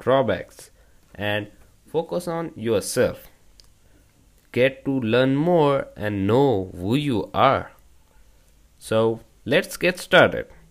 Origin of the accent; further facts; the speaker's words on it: India; from India